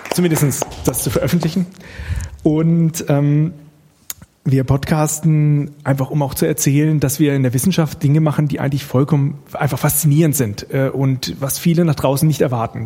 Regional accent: Bad Pyrmont, Lower Saxony, Germany; moved away as an adult; now in Karlsruhe, Germany; ich komme etwas mehr aus der Nähe hier ursprünglich, nämlich aus Bad Pyrmont, das ist in Niedersachsen

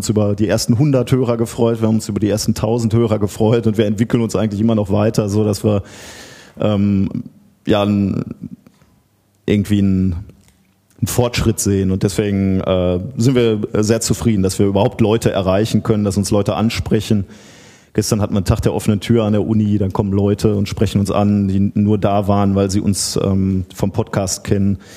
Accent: Gelsenkirchen, North Rhine-Westphalia, Germany; Äh, ich komme aus Gelsenkirchen, bin also ein Kind des Ruhrgebiets

